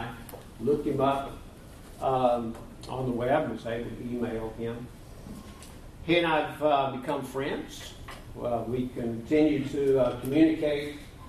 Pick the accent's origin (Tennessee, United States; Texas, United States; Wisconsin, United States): Tennessee, United States; a little town outside of Nashville; now in Reno, United States; I was raised in the Church of Christ, about as mainstream as you can get, a little town outside of Nashville, Tennessee.